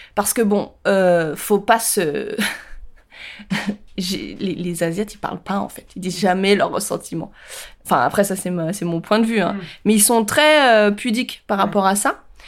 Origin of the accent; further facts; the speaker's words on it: France; je suis française. Ok, ma grand-mère est viette, mais mes grands-parents sont asiatiques